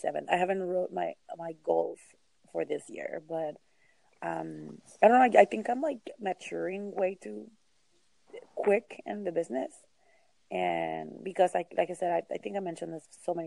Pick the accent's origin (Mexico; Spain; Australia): Mexico; also born or lived in California; now in Texas, United States; I grew up in Mexico